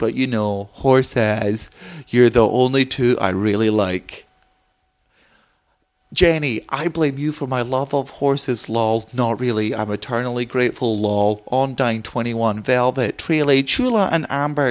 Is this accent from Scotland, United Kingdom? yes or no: yes; Scotland, United Kingdom